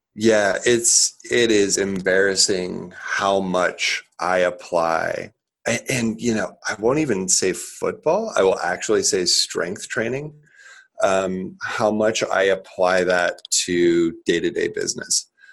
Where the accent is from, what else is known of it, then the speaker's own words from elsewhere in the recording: Lincoln, Nebraska, United States; grew up in Lincoln, Nebraska, a trailer park. Actually, um, I am still in Lincoln here in Lincoln